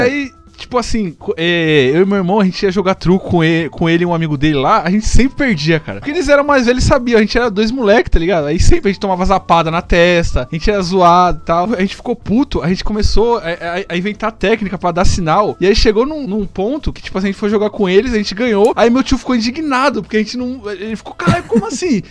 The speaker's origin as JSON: {"language": "Portuguese", "town": "Santo André", "region": "São Paulo", "country": "Brazil", "said": "Eu sou de Santo André"}